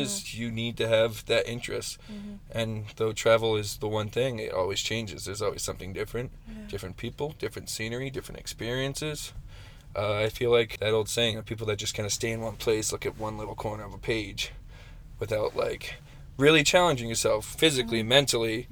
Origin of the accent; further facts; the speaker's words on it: Chilton, Massachusetts, United States; moved away; my hometown in Massachusetts, Chilton.